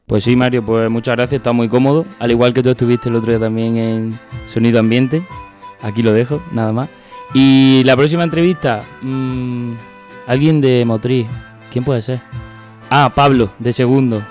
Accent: Badajoz, Extremadura, Spain; Badajoz porque para mí es algo que me gusta y es, de donde soy

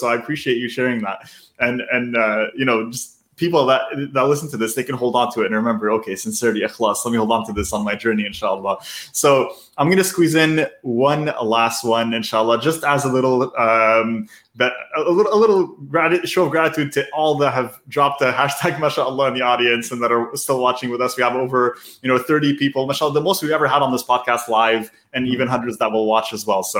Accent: Canada; I'm born and raised in Canada

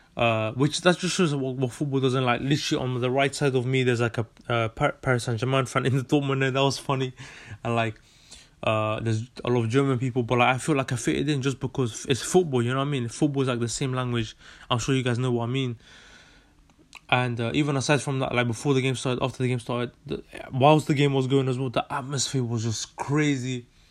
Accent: London, United Kingdom; also born or lived in Netherlands; I was born in Holland and uh, in 1999, 30th of May 1999, and moved to London in 2007. And yeah, I've been living here since.

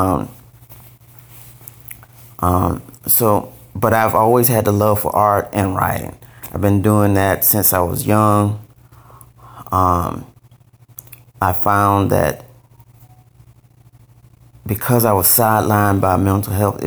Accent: Valdosta, Georgia, United States; moved away as an adult; I'm from a small city called Valdosta, Georgia, Valdosta, and that's about 4 hours south of Atlanta. And my father was in the military. My mom worked at the hospital. And so I grew up in Valdosta

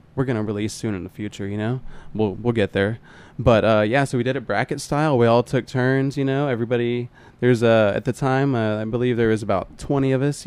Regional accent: Oklahoma, United States; we're all from Oklahoma

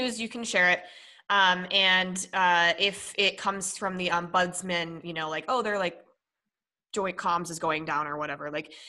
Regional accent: Minnesota, United States; born there; also born or lived in Colorado; So I was born in Minnesota and then I traded Minnesota for Colorado

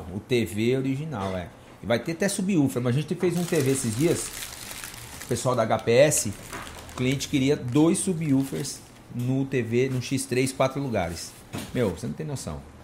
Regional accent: São Bernardo do Campo, São Paulo, Brazil; now in Indaiatuba, Brazil; a gente é de São Bernardo, o pessoal tudo trabalhando na Mercedes

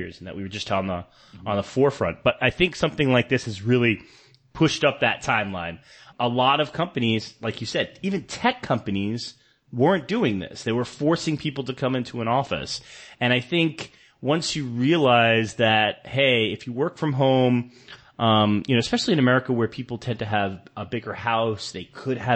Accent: New York City, New York, United States; moved away as an adult; also born or lived in Davao, Philippines / San Francisco; now in Manila, Philippines; You know, I'm from New York City. I grew up in New York City, lived there for many years

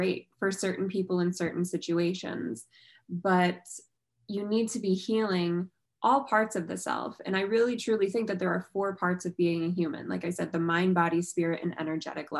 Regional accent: New York, United States; I'm a New Yorker

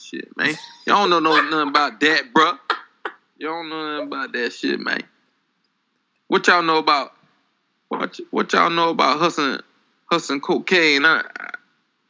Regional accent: Clarksdale, Mississippi, United States; now in Atlanta, United States; I'm from Clarksdale, Mississippi, man. But now here in Atlanta

